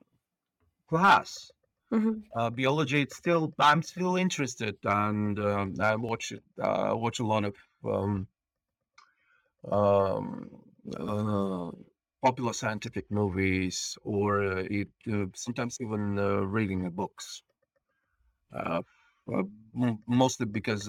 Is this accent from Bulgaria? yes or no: yes; Bulgaria; English is a second language; moved away as an adult; now in Estonia; I'm Bulgarian. I'm born on the coast of the Black Sea, and we call ourselves there a seagulls.